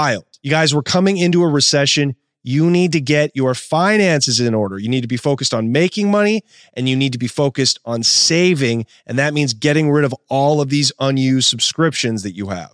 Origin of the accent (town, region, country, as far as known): Portland, Oregon, United States